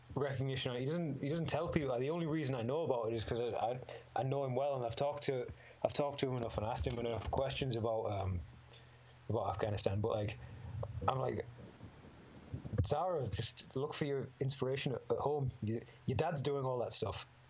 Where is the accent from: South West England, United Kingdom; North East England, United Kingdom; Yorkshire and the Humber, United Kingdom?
North East England, United Kingdom; Middlesbrough; born or raised there